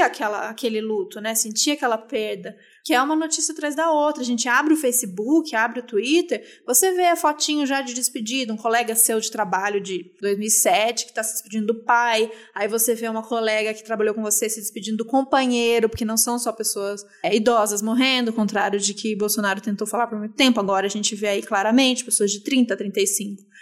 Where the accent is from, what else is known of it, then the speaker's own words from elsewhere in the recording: Brazil; sendo brasileiro em 2021?